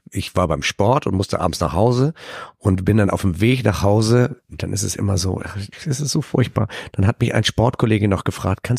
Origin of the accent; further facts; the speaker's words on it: Hamburg, Germany; Ich bin ja auch Hamburger Jung